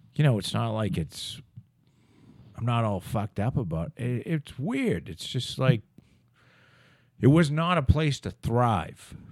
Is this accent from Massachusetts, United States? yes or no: yes; Plymouth, Massachusetts, United States; from Brockton to here was, that definitely is a move up